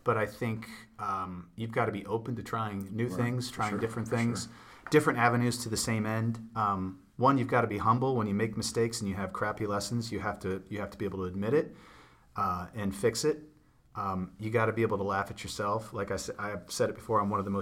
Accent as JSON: {"language": "English", "region": "Ohio", "country": "United States", "tie": "born or raised there", "said": "pretty much raised in Ohio"}